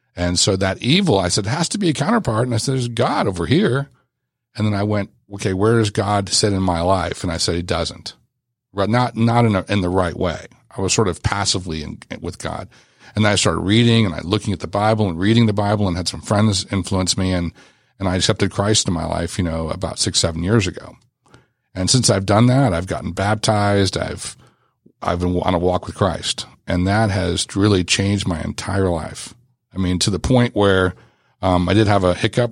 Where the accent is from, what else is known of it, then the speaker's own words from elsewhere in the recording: Los Angeles, California, United States; I grew up in Los Angeles